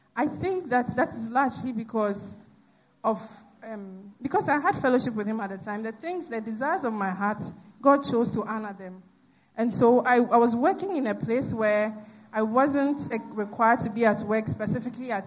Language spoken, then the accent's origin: English; Koforidua, Eastern Region, Ghana; moved away as an adult; now in Accra, Ghana; I grew up in Koforidua, and there's no traffic in Koforidua